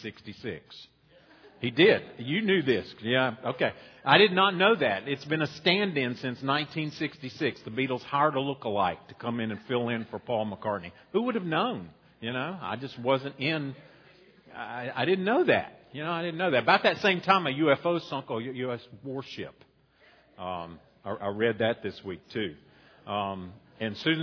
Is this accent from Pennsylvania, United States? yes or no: no; Boone, North Carolina, United States; now in Roxboro, United States; When I grew up in Boone